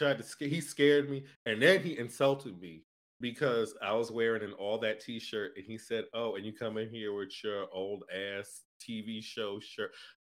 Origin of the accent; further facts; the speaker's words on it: Northeast, United States; Yeah, I'm from the Northeast.